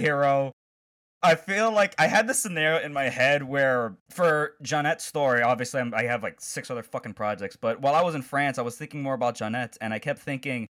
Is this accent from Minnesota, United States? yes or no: no; Chicago, Illinois, United States; I'm from Chicago